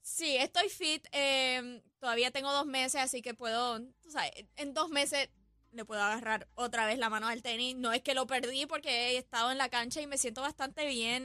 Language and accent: Spanish; Puerto Rico; mi pueblo, a Puerto Rico